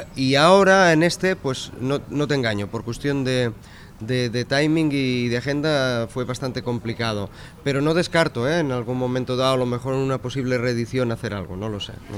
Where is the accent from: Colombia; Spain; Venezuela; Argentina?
Spain; Sabadell, Catalonia; mi ciudad, Sabadell